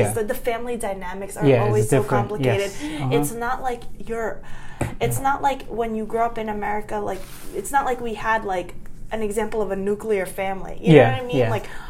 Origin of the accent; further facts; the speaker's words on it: New York, United States; I'm born and raised in New York.